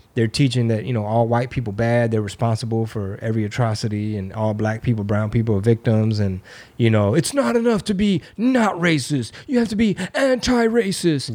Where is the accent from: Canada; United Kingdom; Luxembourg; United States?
United States; I was born in America